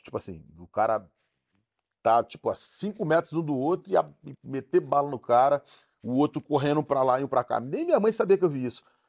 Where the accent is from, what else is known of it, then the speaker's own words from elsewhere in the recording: Rio de Janeiro, Brazil; also born or lived in Nova Holanda, Rio de Janeiro; Vila do Pinheiro é uma favela no Rio de Janeiro. Eu sou de lá, nascido na Nova Holanda